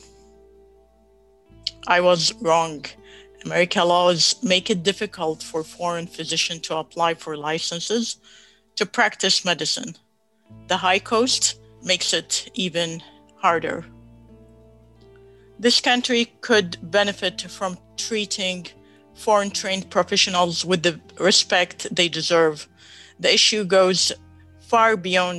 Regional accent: Baghdad, Baghdad Governorate, Iraq; moved away as an adult; also born or lived in Texas; now in United States; I grew up in Baghdad, Iraq

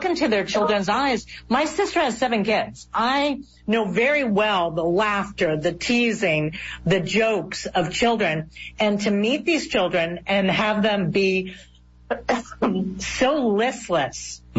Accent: South Florida, United States; I'm from South Florida

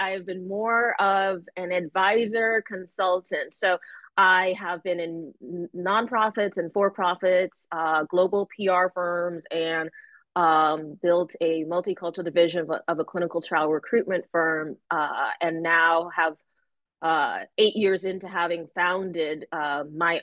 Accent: Connecticut, United States; I grew up in Connecticut

